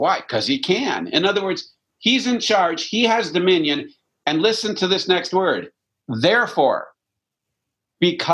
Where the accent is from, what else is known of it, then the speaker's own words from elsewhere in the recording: Canada; I'm French Canadian